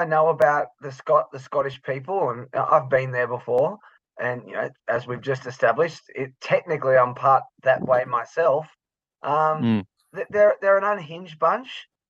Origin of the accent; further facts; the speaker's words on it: Australia; also born or lived in London, United Kingdom; people just very soon forget that we're Australian because they just can't even hear it anymore. So, you know, I lived in London for a while and I lived in East London, so I was basically a Cockney within a couple of months.